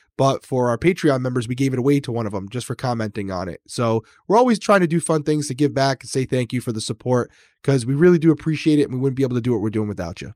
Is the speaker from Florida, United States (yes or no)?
no; Massachusetts, United States; also born or lived in Rhode Island / Connecticut; I grew up in Massachusetts and Rhode Island